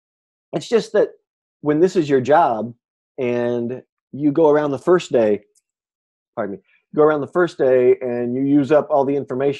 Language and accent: English; Kansas City, Kansas, United States; accent: southern Midwest; now in Chicago, United States; I was raised in Kansas City, Kansas, in Wyandotte County